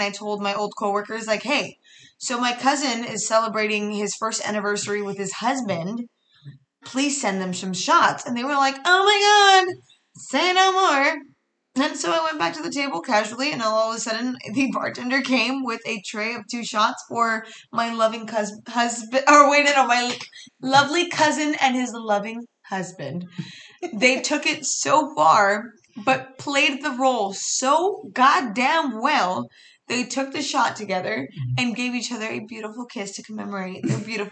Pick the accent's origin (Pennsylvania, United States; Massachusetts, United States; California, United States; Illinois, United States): California, United States; Riverside; Riverside, San Bernardino County